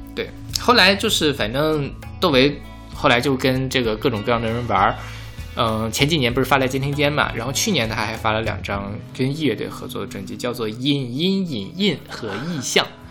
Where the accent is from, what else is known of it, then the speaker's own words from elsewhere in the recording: northern China, China; 我是北方人